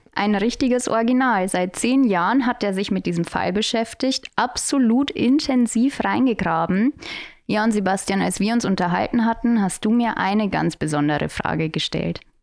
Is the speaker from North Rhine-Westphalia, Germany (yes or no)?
no; Tirschenreuth district, Bavaria, Germany; im Landkreis Tirschenreuth und das ist meine Heimat